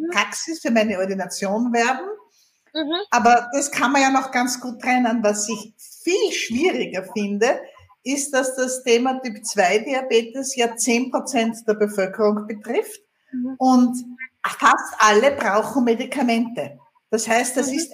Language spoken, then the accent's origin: German; Vienna, Austria; Wie man hört, komme ich aus Österreich, aus Wien.